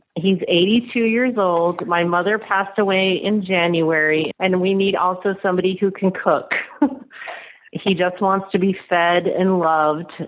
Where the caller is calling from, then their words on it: Austin, Texas, United States; I'm calling from Austin, Texas